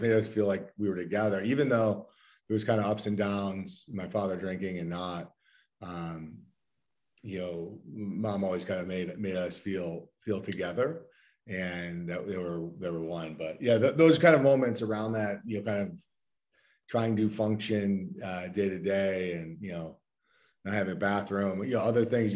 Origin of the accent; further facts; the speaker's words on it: Endicott, New York, United States; moved away; I grew up in in upstate New York, um, small town called Endicott, New York, about an hour south of Syracuse